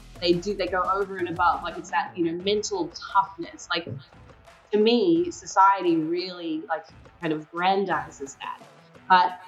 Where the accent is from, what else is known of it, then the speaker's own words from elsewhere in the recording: Tasmania, Australia; I grew up in Tasmania, Australia.